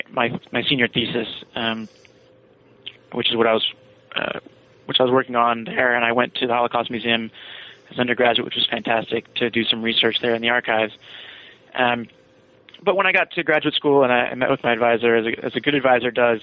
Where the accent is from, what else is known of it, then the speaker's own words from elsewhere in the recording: Virginia, United States; I'm from Virginia